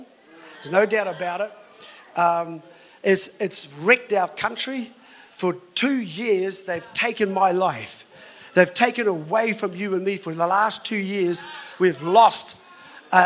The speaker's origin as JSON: {"language": "English", "country": "New Zealand", "tie": "born or raised there", "said": "I've been in this country all my life, of course, born in here in New Zealand"}